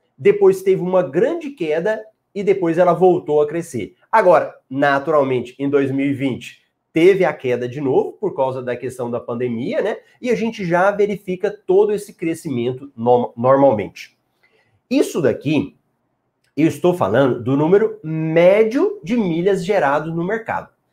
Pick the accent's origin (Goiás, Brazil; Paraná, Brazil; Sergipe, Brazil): Goiás, Brazil; Eu sou de Goiás